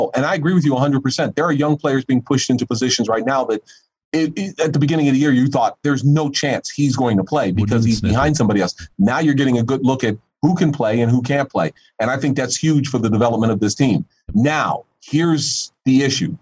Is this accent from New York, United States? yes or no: yes; Buffalo, New York, United States; I grew up in Buffalo